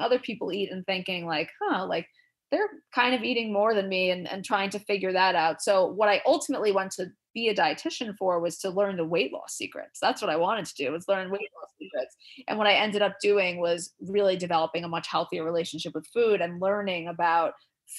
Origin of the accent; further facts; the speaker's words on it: New York City, New York, United States; growing up in Queens, New York, very diverse place